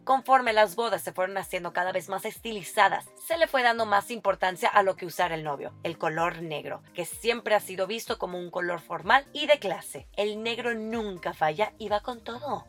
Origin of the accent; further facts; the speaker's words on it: Monterrey, Nuevo León, Mexico; soy regia